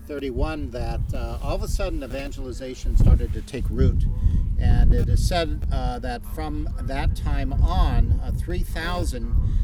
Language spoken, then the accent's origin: English; Orange, California, United States; growing up in California